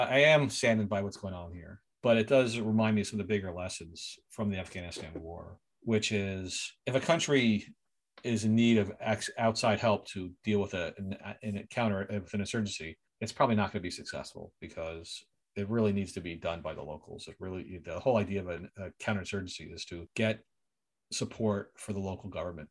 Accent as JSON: {"language": "English", "town": "Philadelphia", "region": "Pennsylvania", "country": "United States", "tie": "born or raised there", "moved": "yes", "lives_now": "Canada", "said": "I went to my hometown of Philadelphia"}